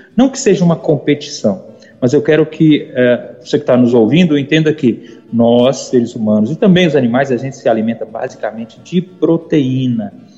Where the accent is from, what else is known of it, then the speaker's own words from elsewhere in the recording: Almenara, Minas Gerais, Brazil; moved away as an adult; also born or lived in Maranhão; eu sou mineiro, de uma cidadezinha chamada Almenara, bem no norte de Minas